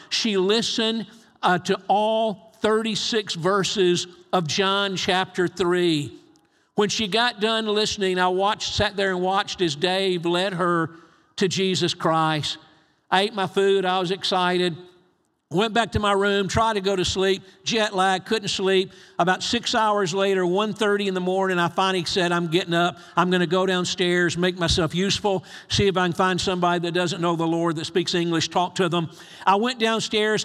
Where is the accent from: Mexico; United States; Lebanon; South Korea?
United States; I'm from the States